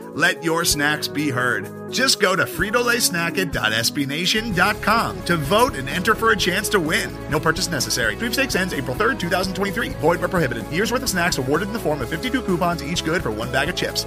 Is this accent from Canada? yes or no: yes; Canada; I'm Canadian